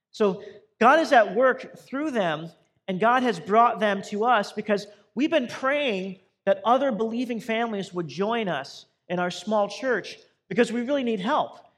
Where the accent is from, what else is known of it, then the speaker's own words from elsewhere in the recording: Boise, Idaho, United States; moved away as an adult; also born or lived in Southern California; now in Compton, United States; I grew up in Boise, Idaho